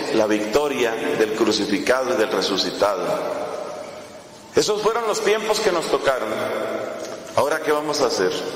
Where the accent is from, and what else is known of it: Colombia